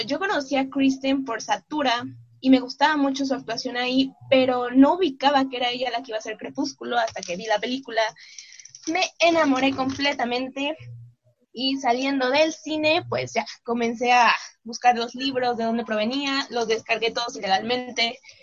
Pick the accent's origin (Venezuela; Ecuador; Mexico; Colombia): Mexico; soy mexicana, tengo 22 años